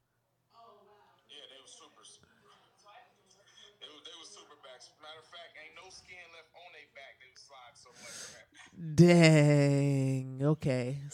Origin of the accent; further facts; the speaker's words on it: Milwaukee, Wisconsin, United States; I'm from Milwaukee, and I'm from the 80s and 90s